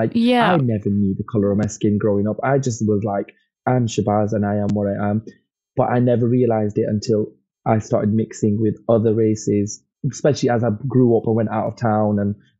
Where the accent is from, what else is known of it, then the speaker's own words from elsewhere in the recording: Blackburn, North West England, United Kingdom; accent: regional; I mean, I have a regional accent, but very different from my hometown. I can sort of slightly put it on if I need to, because just to assimilate. So I can put it on, sort of like be a bit more Blackburn I'm from.